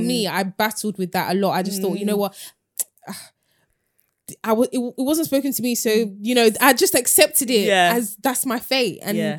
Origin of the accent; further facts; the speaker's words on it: United Kingdom; Like we say that we're British, and part of the reason why we can say it with chest is obviously you know we're born here, but we speak the language.